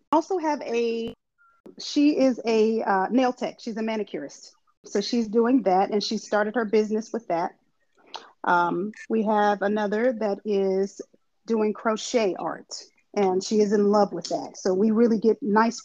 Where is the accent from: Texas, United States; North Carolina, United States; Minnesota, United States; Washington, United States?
North Carolina, United States; Eastern; I'm from Eastern North Carolina, so a lot of people say that's the country, but what we call it is riding out